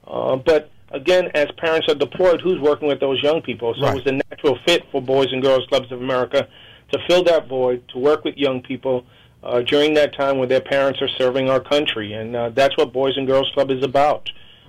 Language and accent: English; New York, United States; in my lifetime growing up in New York, after school was the most dangerous time for young people